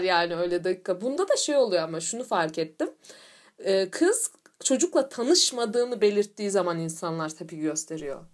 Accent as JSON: {"language": "Turkish", "country": "Turkey"}